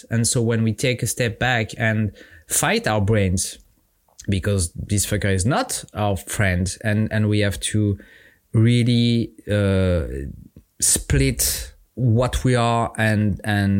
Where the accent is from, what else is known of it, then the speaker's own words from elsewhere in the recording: France; accent: French; English is a second language; I'm French. My accent is my charm